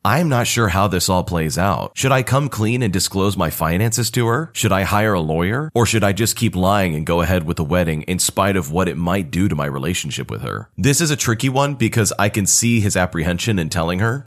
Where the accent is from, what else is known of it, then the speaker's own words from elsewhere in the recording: United States; As an American